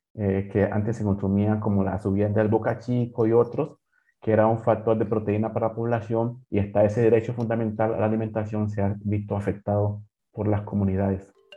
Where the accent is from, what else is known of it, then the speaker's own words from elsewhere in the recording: Curvaradó, Chocó, Colombia; moved away as an adult; also born or lived in Vigía del Fuerte, Antioquia; now in Berlin, Germany; yo nací en Curvarado, viví en Vigía el Fuerte